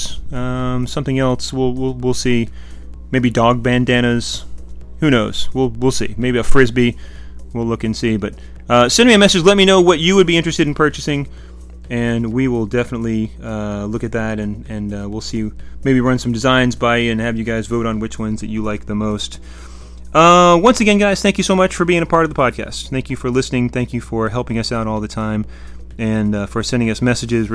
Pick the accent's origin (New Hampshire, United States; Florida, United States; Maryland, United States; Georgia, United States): Florida, United States; my home state of Florida